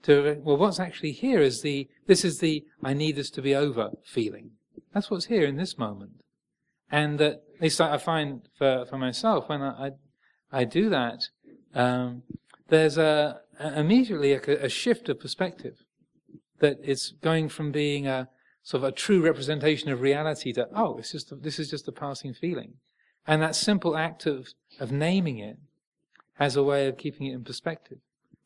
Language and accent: English; England, United Kingdom; And I know we're English, well, most of us. We're living in England, so we tend to sort of hide behind a veneer of everything's fine, and especially Southern English.